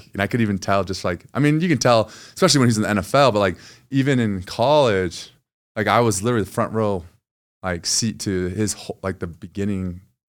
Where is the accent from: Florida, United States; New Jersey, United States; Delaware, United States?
New Jersey, United States; born there; So he was drafted to the Philadelphia Eagles. And so I was born in Jersey.